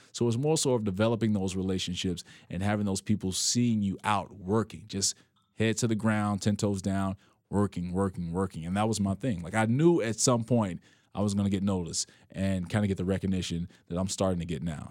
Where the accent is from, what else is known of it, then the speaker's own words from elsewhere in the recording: Chicago, Illinois, United States; me growing up on the West Side